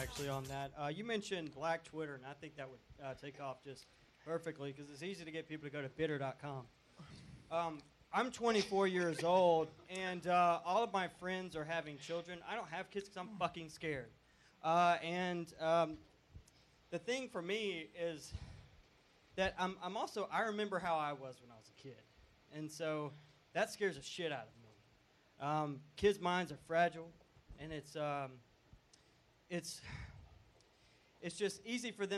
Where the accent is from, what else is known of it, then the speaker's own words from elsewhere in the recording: Montgomery, Alabama, United States; I am from Montgomery, Alabama